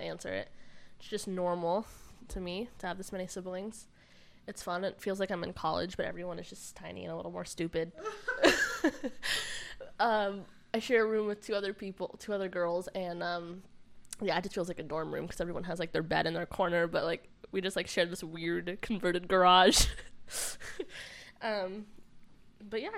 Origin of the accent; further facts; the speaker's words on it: Arizona, United States; now in Kentucky, United States; I grew up in Arizona, and I think I'm going to head back there in a few months